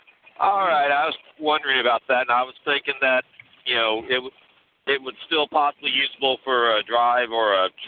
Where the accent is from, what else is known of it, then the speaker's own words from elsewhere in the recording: Texas, United States; I'm from Texas, but I'm in Georgia right now.